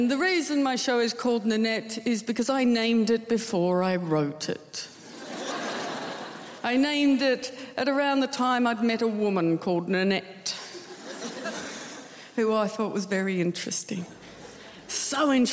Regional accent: Tasmania, Australia; moved away; I love Tasmania. I loved growing up there

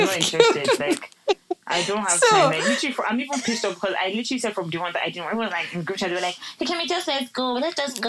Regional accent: Lagos, Nigeria; I'm even coming from Lagos

